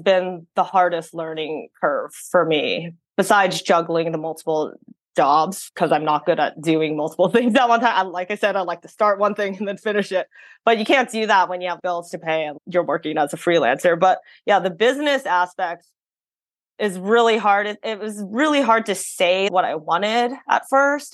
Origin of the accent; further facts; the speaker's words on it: San Francisco, California, United States; growing up in san francisco in the city that really influenced how many cultures I was able to be exposed